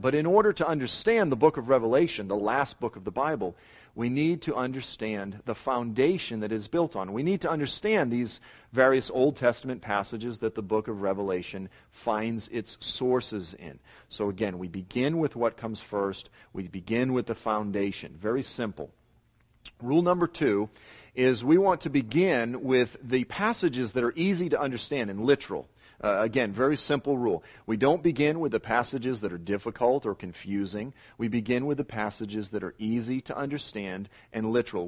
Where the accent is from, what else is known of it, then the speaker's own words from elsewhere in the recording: Boston, Massachusetts, United States; I'm from South Boston